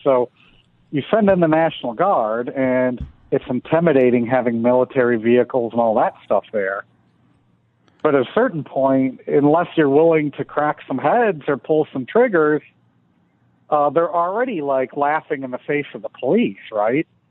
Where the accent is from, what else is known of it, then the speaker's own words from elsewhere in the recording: Detroit, Michigan, United States; moved away as an adult; now in Washington, D.C., United States; Detroit, you know, my hometown